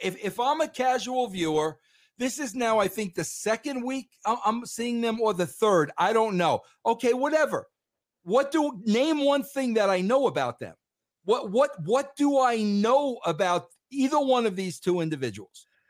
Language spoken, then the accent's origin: English; Long Island, New York, United States; I grew up in Long Island, New York